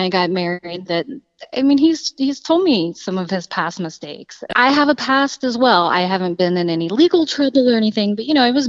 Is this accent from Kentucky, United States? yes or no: yes; Kentucky, United States; moved away as an adult; now in Muncie, United States; I'm from Kentucky